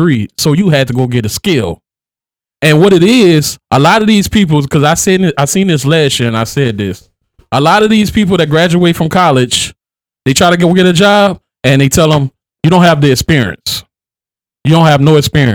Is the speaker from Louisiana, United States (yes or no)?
yes; Louisiana, United States; As soon as I open up my mouth, they know I'm from Louisiana.